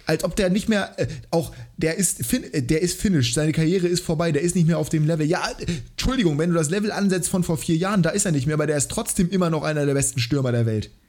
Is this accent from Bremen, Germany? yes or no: yes; Bremen, Germany; ja natürlich, als Bremer